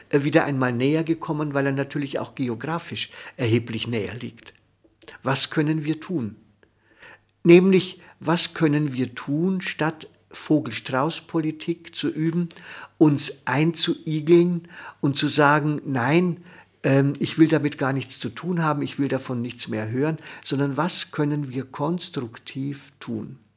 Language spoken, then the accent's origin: German; Austria; die Menschen bei uns in Österreich und anderswo bei Beginn des Krieges hatten